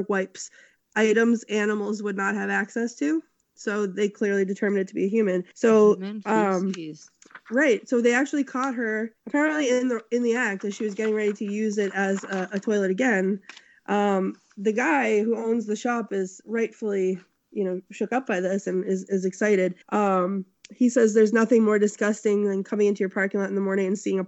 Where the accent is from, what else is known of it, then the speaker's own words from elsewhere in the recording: Massachusetts, United States; my home state of Massachusetts